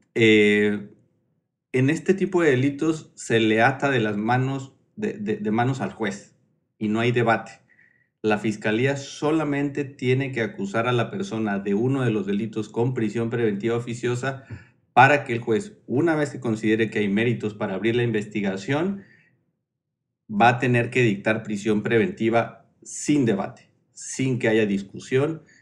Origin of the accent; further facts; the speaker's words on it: Oaxaca, Mexico; Soy oaxaqueño